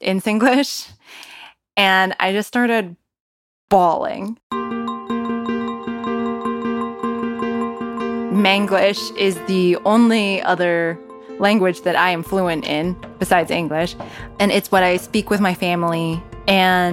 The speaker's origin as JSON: {"language": "English", "area": "Bay Area", "region": "California", "country": "United States", "tie": "born or raised there", "also_born_or_lived": "Malaysia", "said": "I was born in Malaysia. My family moved to the Bay Area, California, when I was almost three."}